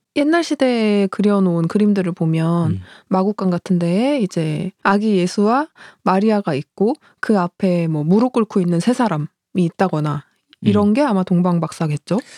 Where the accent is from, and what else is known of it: South Korea